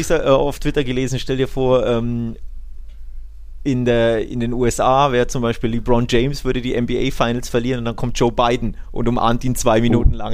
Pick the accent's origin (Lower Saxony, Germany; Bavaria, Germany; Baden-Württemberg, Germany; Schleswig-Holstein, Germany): Bavaria, Germany; Nuremberg; bei uns in Nürnberg